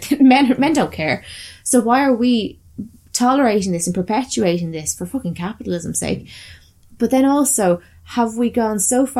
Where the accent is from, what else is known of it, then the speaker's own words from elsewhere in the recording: Ireland; bearing in mind we come from Ireland and we have similar views in terms of, like, the fucking Catholic shit that we had.